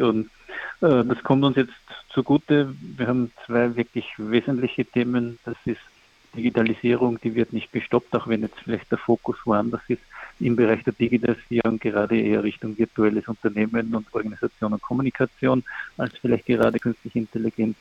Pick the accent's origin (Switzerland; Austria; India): Austria; Ich komme aus Österreich